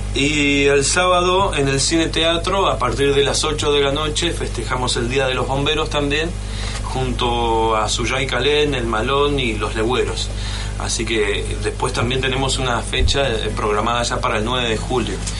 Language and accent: Spanish; Argentina; nosotros somos Argentina